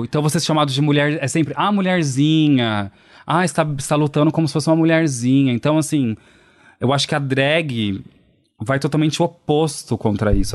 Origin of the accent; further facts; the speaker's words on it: Poços de Caldas, Minas Gerais, Brazil; Eu sou de Poços de Caldas, interior de Minas Gerais